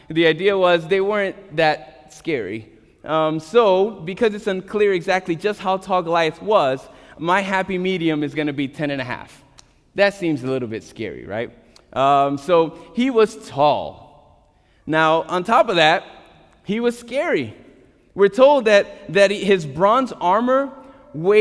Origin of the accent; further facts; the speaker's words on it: New York, United States; as a New Yorker